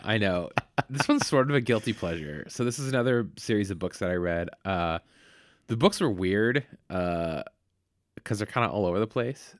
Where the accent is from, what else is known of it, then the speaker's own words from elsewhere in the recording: Vallejo, California, United States; Vallejo where I grew up